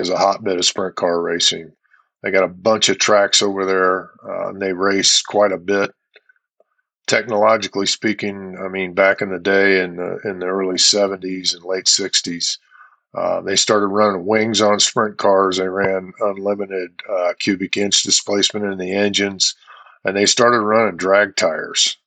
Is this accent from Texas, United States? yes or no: no; Indianapolis, Indiana, United States; I grew up in Indianapolis